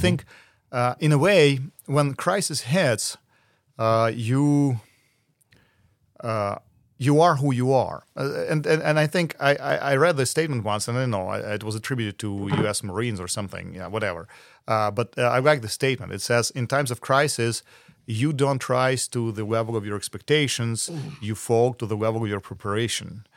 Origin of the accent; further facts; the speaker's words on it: Ukraine; moved away as an adult; now in United Kingdom; I am from Ukraine